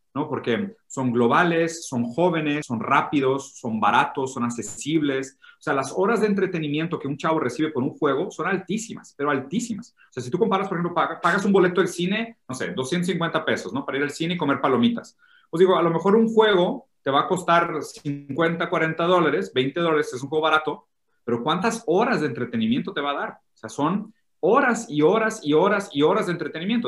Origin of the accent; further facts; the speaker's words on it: Brazil; Spanish is a second language; now in Mexico; soy, medio malo con el español, soy brasileño